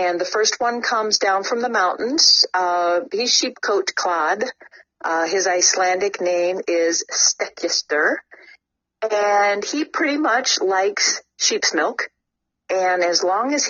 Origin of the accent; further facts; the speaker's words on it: United States; I grew up in the United States